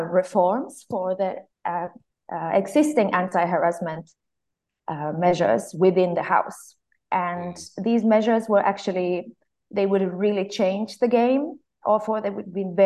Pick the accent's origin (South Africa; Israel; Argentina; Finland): Finland; moved away as an adult; now in Brussels, Belgium; I come from Finland. I'm part of the Swedish-speaking minority in my country